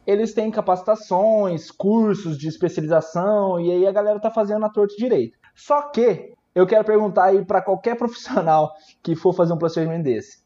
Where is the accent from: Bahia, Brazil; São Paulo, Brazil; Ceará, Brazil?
São Paulo, Brazil; Araçatuba; also born or lived in Campo Grande, Mato Grosso do Sul; Eu sou daqui de Araçatuba, interior de São Paulo